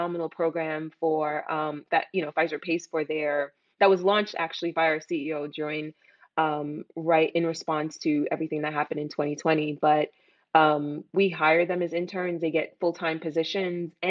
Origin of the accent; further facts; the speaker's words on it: New York City, New York, United States; also born or lived in Jamaica; I grew up in East Flatbush and I'm from Jamaica